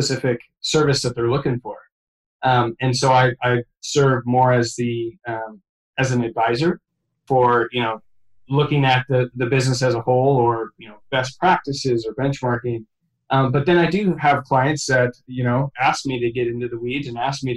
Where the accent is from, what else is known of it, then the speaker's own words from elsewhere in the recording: McMinnville, Oregon, United States; now in Portland, United States; my hometown of McMinnville, Oregon